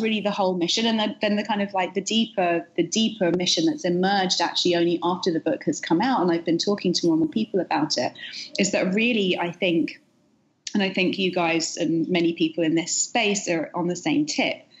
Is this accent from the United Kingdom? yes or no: yes; United Kingdom; moved away as an adult; now in New York, United States; the UK where I'm from origin, originally, as you can hear from my accent